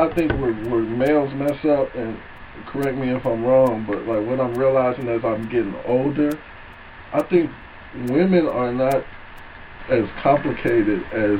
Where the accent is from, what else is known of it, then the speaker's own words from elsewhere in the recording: St. Louis, Missouri, United States; moved away as an adult; also born or lived in Alabama; now in Louisville, United States; Well, I just moved to Louisville a couple of years ago, and I'm from St. Louis, and went to school in Alabama.